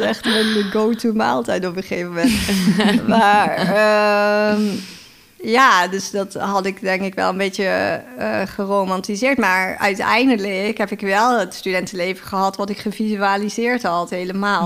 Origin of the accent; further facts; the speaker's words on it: Heerlen, Limburg, Netherlands; moved away as an adult; also born or lived in Utrecht; ik kom uit Limburg eigenlijk.